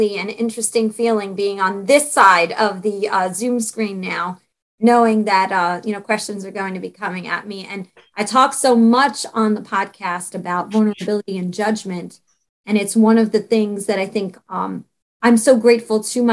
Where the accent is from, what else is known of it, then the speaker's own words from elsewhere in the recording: New York City, New York, United States; also born or lived in Staten Island; I was brought up and born in Brooklyn